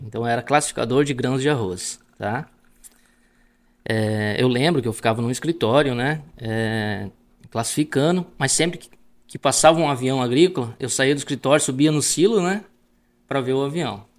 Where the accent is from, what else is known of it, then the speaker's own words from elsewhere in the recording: Palmares do Sul, Rio Grande do Sul, Brazil; moved away; É, sou gaúcho, né? Nasci em Palmares do Sul, é né? uma cidade que fica no leste do estado do Rio Grande do Sul